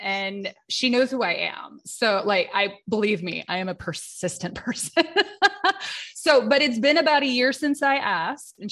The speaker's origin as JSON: {"language": "English", "region": "Southern California", "country": "United States", "tie": "born or raised there", "said": "I'm born and raised in Southern California"}